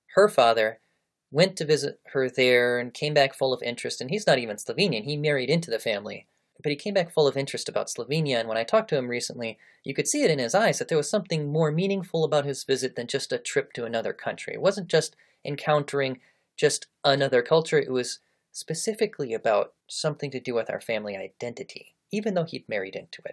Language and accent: English; United States; also born or lived in Japan / Malaysia; I am an American. it's it's where I was born, it's how I was raised, it's who I am